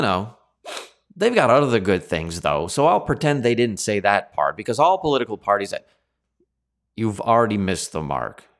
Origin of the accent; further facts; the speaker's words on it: Canada; as Canadians